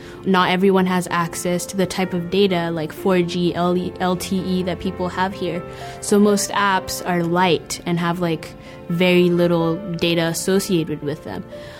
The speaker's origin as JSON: {"language": "English", "country": "Kenya", "tie": "born or raised there", "moved": "as an adult", "lives_now": "San Diego, United States", "said": "I grew up in Kenya for 18 years, and I'm an international student here."}